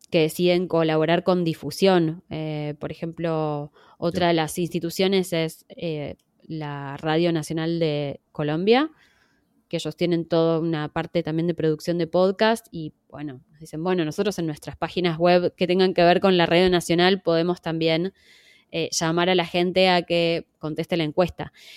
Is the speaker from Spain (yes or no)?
no; Argentina; accent: Argentine; yo tengo acento argentino porque soy argentina